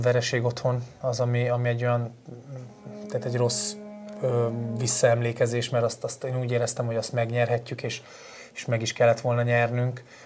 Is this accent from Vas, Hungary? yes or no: yes; Falco, Vas, Hungary; moved away as an adult; also born or lived in Kecskemét / Sweden; ott nőttem fel, ott lettem mb játékos